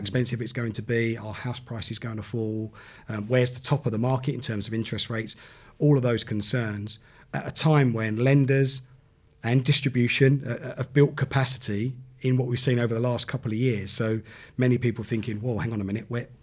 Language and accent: English; Southend-on-Sea, East of England, United Kingdom; where I grew up in Southend